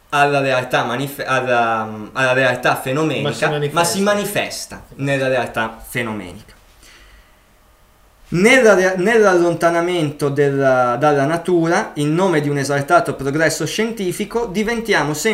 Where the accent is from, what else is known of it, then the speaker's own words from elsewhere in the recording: Milan, Lombardy, Italy; io sono nato a Milano, sono sempre stato a Milano, ho visto la campagna di sfuggita quando andavo a fare un giro